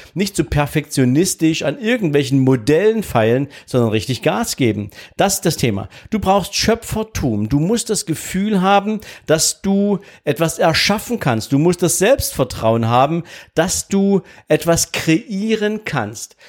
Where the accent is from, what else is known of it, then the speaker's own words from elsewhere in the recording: East Germany, Germany; ich wollte nicht ausreisen aus diesem Land, was ja meine Heimat war